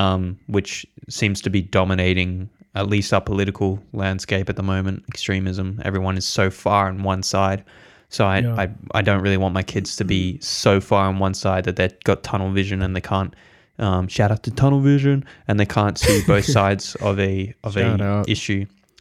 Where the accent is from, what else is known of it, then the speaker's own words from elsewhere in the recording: England, United Kingdom; born there; I wasn't born here, actually. I was born in England, but still first world country.